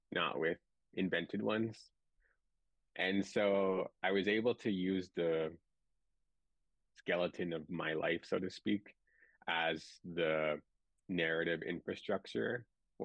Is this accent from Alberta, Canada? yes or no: yes; Driftpile Cree Nation, Northwest Alberta, Canada; now in Vancouver, Canada; I'm from the Driftpaw Cree Nation in Northwest Alberta